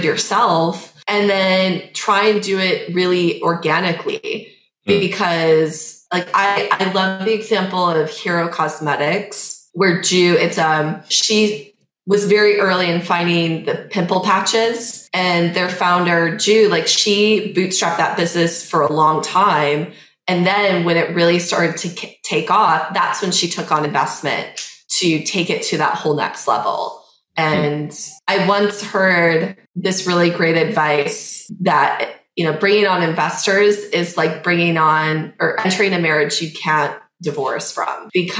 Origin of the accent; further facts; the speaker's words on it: Midwest, United States; I'm from the Midwest